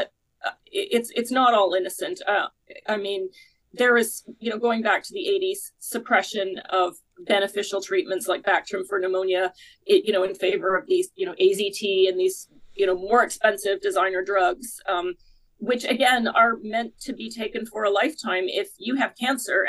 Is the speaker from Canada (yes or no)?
yes; Canada; I'm Canadian myself